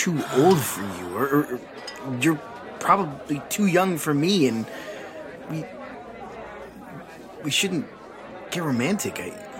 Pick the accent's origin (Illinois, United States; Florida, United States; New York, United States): Illinois, United States; Chicago; I grew up in Chicago, and yes, I love denim.